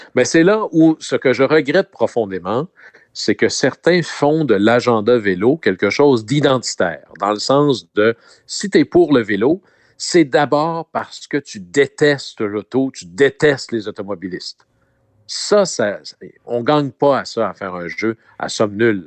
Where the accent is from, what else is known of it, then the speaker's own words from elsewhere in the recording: Chicoutimi, Quebec, Canada; mon coin de pays, hmm. à Chicoutimi